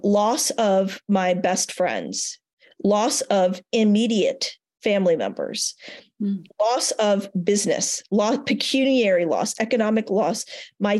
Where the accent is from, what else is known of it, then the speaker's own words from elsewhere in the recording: Richmond, Virginia, United States; moved away; also born or lived in Denver; I've just moved back to my hometown of Richmond, Virginia